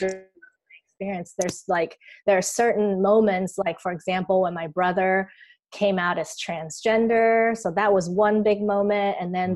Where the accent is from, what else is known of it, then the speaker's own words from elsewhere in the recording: Taiwan; I grew up here in Taiwan